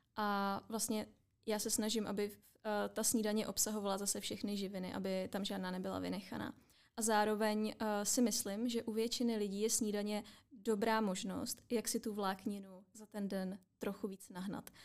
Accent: Czechia; my jako Češi

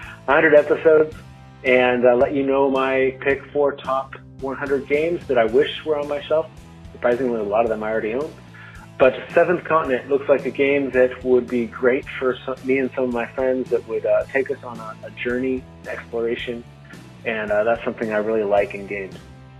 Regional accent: United States; now in Germany; I am from America, but I'm calling all the way from Germany.

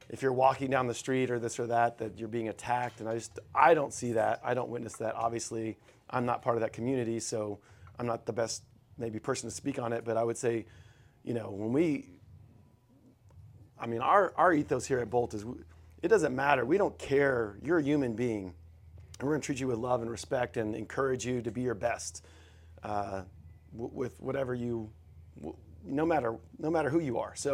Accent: Texas, United States; yeah for sure, and I take pride in like being a Texan

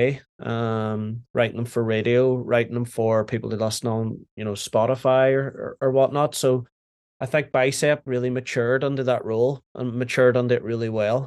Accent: Derry, Northern Ireland, United Kingdom; moved away as an adult; also born or lived in Manchester; where I grew up in Derry, it was just hip hop and like R&B

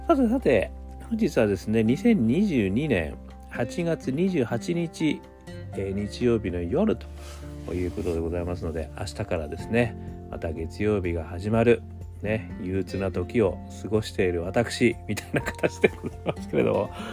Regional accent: Hokkaido, Japan; moved away; 私、あの、北海道出身でございますので

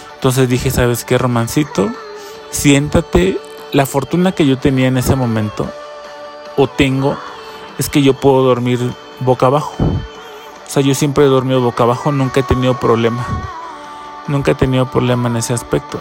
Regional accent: Chiapas, Mexico; now in Mexico City, Mexico; yo soy del estado de Chiapas

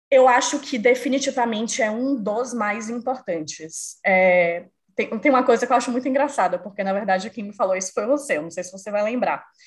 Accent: Salvador, Bahia, Brazil; moved away as an adult; now in São Paulo, Brazil; Sou brasileira, moro em São Paulo, apesar de ser baiana de Salvador, mas moro em São Paulo há quase sete anos já

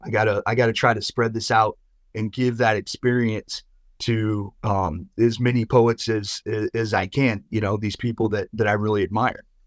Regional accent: Midwest, United States; I grew up in the Midwest

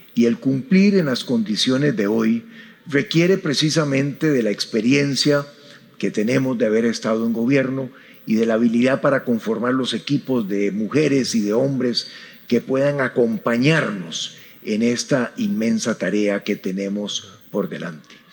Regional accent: Costa Rica; soy un centroamericano nacido en Costa Rica

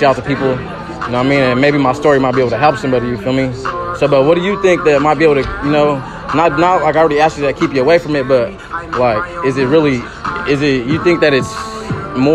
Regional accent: Sacramento, California, United States; I'm from Oak Park, Sacramento

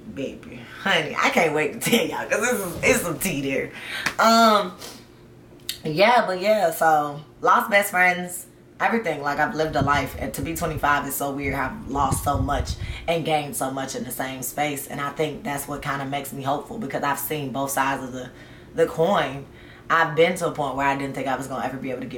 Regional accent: the South, United States; also born or lived in Georgia / Tennessee; I grew up in the South, okay? South. Georgia and Tennessee

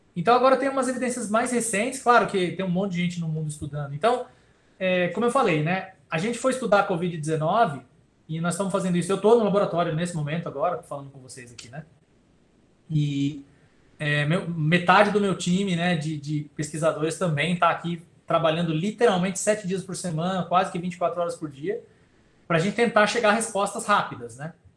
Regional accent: ABC Paulista, São Paulo, Brazil; moved away as an adult; also born or lived in Campinas; eu sou do ABC, né? Paulista aqui, né? Do lado de São Paulo e vim morar em Campinas para estudar

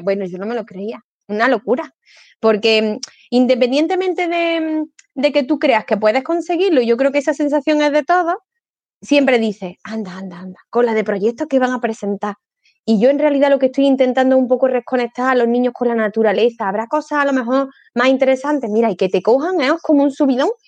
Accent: Córdoba, Andalusia, Spain; also born or lived in Province of Cádiz; soy cordobesa y hablo unas hartas de rápido

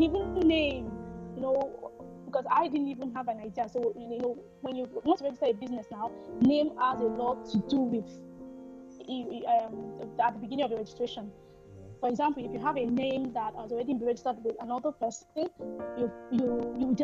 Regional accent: Nigeria

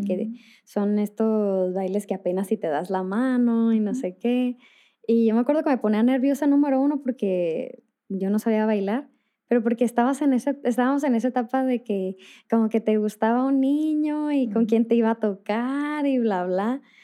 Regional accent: northern Mexico, Mexico; yo soy del, norte de México

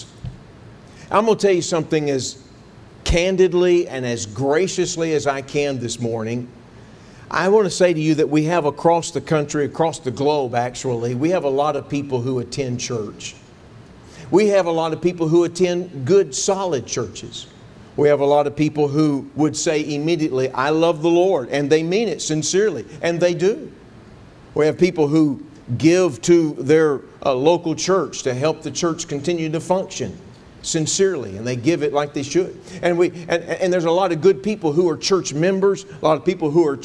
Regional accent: Texas, United States; I grew up in Texas

